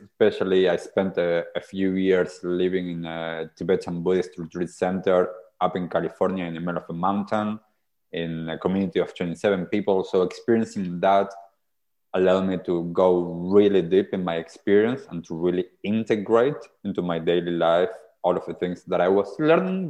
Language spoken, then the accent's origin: English; Argentina; now in New Zealand; so I grew up in Argentina. I'm originally from Argentina.